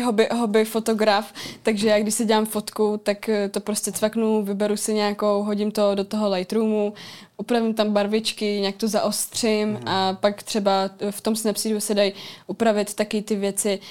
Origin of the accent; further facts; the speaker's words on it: Czechia; jsem z Ústí